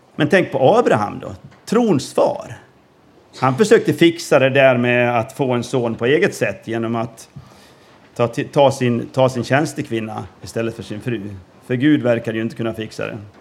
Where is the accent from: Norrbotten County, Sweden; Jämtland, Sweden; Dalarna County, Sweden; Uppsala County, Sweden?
Dalarna County, Sweden; Gagnef; moved away as an adult; also born or lived in Norway / Peru / Gothenburg; now in Åhus, Sweden; uppvuxen i Gagnef